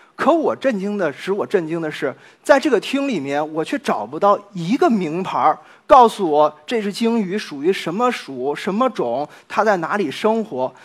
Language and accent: Chinese; China; now in Nottingham, United Kingdom; 我们中国人